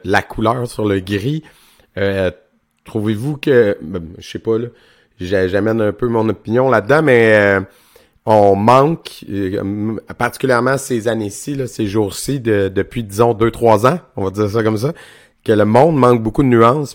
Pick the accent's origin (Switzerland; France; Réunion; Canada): Canada; Quebec; je viens de région aussi, je viens du centre du Québec